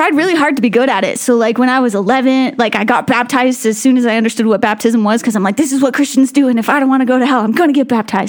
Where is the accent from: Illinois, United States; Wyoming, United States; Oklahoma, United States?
Wyoming, United States; Laramie; I was born in Laramie, Wyoming to two campus pastors.